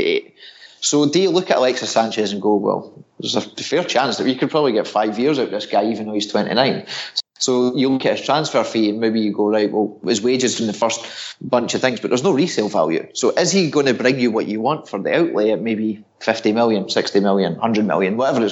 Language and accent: English; Scotland, United Kingdom; I'm Scottish